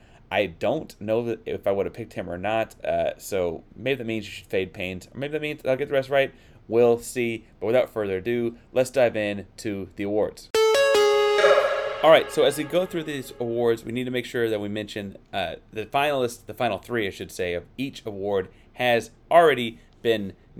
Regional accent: Texas, United States; because you can't avoid Texas, but talking about those kinds of things as a Texan, I guess.

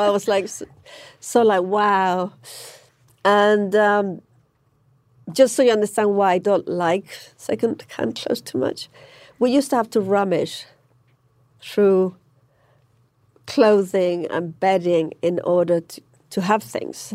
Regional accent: Manchester, North West England, United Kingdom; moved away; I grew up in Manchester

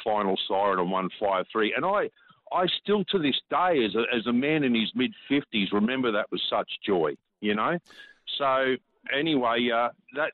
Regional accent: Queensland, Australia; now in Limestone Coast, Australia; When I was a young fellow, I grew up in Queensland

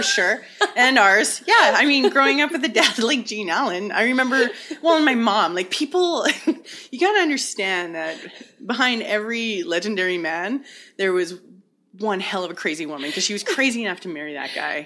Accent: Hazelton, British Columbia, Canada; I was born and raised in the Kispah-Yaks Valley, which in English means the hiding place

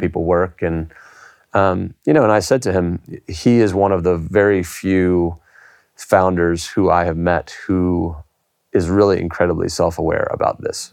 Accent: United States; now in United Kingdom; I'm an American

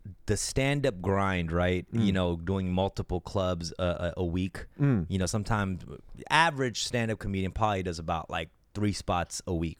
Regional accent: Los Angeles, California, United States; Like in my neighborhood at the Wiltern. I sell out the Wiltern in my hometown.

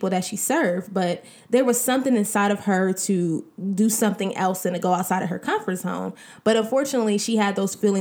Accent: Columbus, Ohio, United States; also born or lived in Cincinnati, Ohio; We were both born and raised in Columbus, Ohio.

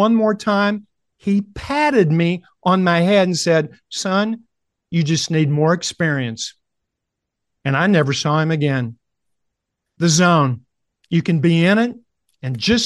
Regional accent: Kentucky, United States; I said, "Kentucky."

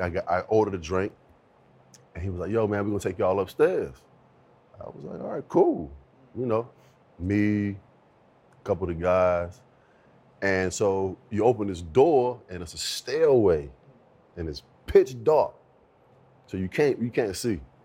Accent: Virginia Beach, Virginia, United States; growing up in Virginia Beach, single mom

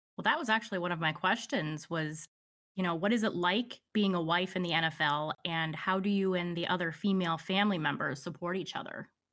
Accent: Pennsylvania, United States; born or raised there

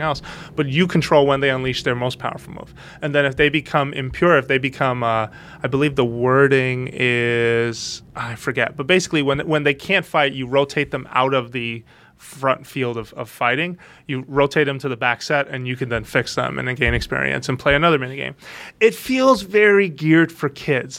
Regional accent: United States; being American

